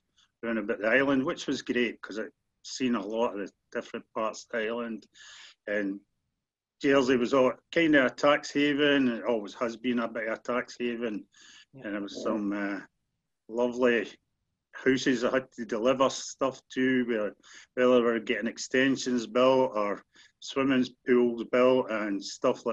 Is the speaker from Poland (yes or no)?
no; East Kilbride, Scotland, United Kingdom; also born or lived in Glasgow; now in Stonehaven, United Kingdom; So family moved up to East Kilbride, got a brand new house, Calderwood, East Kilbride, and we stayed there for the next 11 years or so.